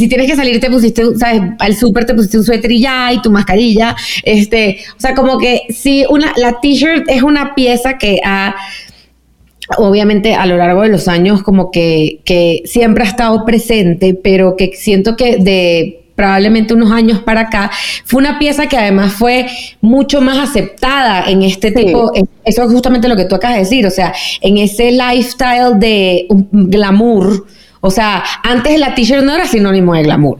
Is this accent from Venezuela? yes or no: yes; Venezuela; moved away; also born or lived in New York; yo como venezolana